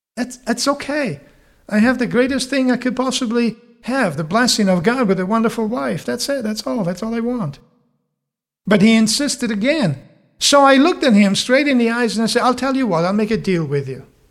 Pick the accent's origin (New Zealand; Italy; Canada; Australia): Italy; moved away; I'm, I'm from Italy and over there, at least in the area I grew up